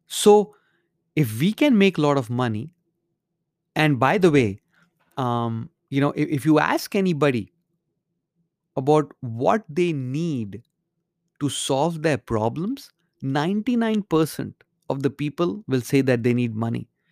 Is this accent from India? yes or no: yes; India; moved away; when I grew up in India